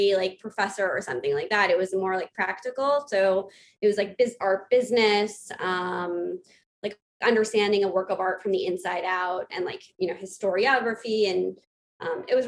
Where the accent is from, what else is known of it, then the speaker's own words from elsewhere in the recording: New York City, New York, United States; I grew up on the Upper East Side, Manhattan